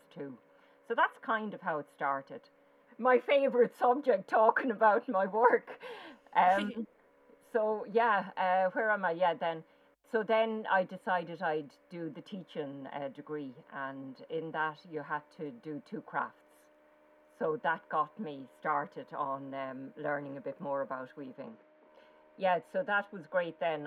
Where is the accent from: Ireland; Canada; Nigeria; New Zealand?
Ireland; Waterford, Munster; moved away as an adult; also born or lived in Dublin; I was born in Waterford and I went to Art College for 2 years after leaving cert in Waterford